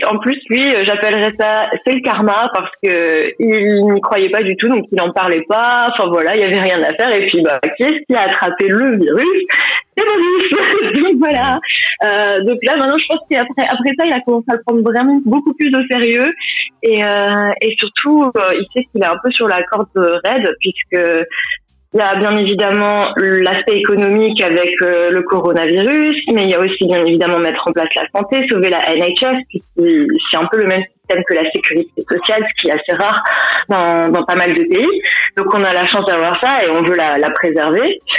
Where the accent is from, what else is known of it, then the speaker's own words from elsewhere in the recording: Colmar, Grand Est, France; moved away as an adult; now in London, United Kingdom; Je viens de Colmar, je vais avoir 31 ans en décembre et ça fait presque 7 ans que j'habite à Londres.